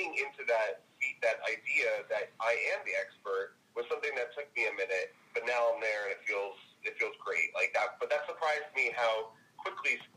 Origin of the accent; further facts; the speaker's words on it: New Jersey, United States; also born or lived in New York City; my accent, just being from New Jersey